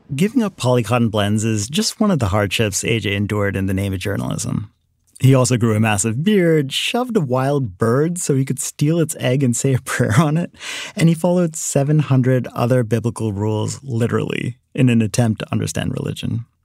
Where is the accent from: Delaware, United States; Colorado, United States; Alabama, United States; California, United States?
Delaware, United States; also born or lived in India; When I first moved to Delaware, kids at my elementary school had all these questions for me about being Indian